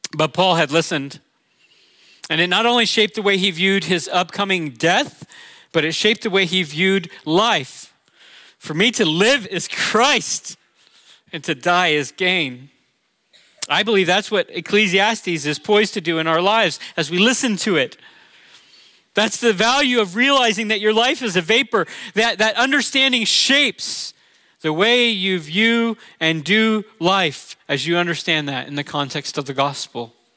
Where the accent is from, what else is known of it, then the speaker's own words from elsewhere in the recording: Orlando, Florida, United States; moved away; I'm from Orlando